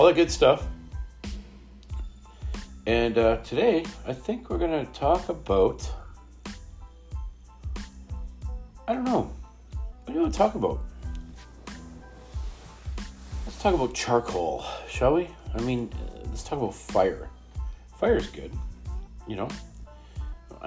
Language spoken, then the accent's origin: English; Canada; we're from Canada